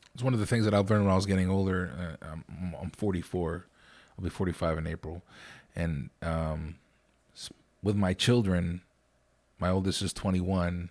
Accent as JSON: {"language": "English", "town": "Lancaster", "region": "Pennsylvania", "country": "United States", "said": "I'm from Lancaster"}